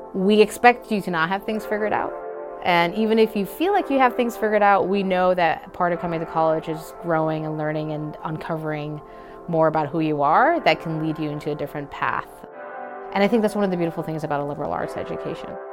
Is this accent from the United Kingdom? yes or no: no; Jamaica; moved away as an adult; now in United States; I was a first gen international student I grew up in Jamaica, a lesser developed country, very beautiful country, and very grateful for my upbringing